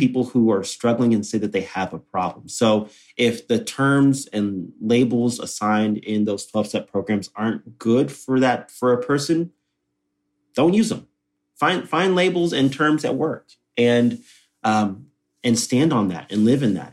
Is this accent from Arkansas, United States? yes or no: no; Texas, United States; born and raised in Texas